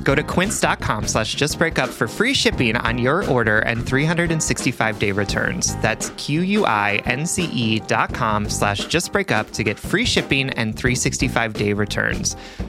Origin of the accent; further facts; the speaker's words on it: Deep South, United States; I grew up in the Deep South in a very religious community